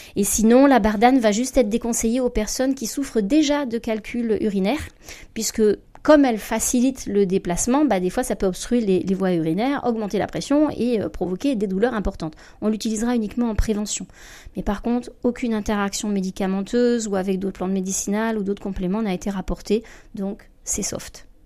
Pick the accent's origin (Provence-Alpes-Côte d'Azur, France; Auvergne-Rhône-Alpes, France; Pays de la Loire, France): Provence-Alpes-Côte d'Azur, France; alors moi je suis provençale